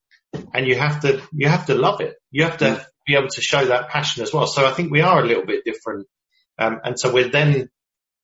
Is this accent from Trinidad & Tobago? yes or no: no; United Kingdom; I'm a British guy